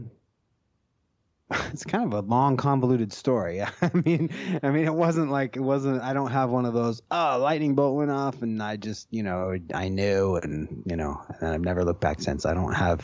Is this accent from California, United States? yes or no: yes; Banning, California, United States; I grew up in a little town called Banning, California. It's right between San Bernardino and Palm Springs